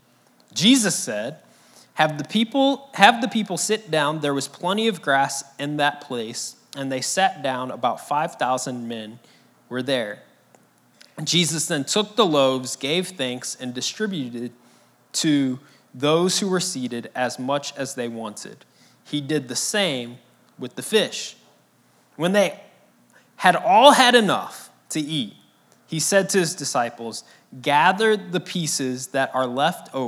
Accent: St. Louis, Missouri, United States; now in Jacksonville, United States; my wife and I, our whole family, we're all from St. Louis

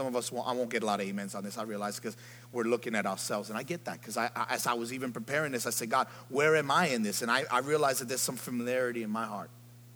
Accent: New York City, New York, United States; I'm from the Bronx

